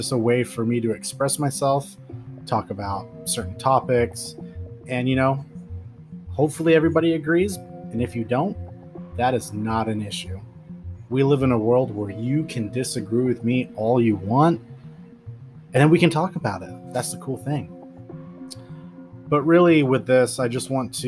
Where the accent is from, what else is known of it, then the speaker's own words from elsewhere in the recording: Pacific Northwest, United States; I'm from the Pacific Northwest